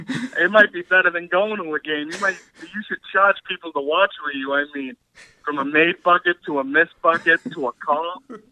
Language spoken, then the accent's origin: English; Boston, Massachusetts, United States; So I'm from Charlestown. I grew up literally 5 minutes from the Garden my whole life, basically.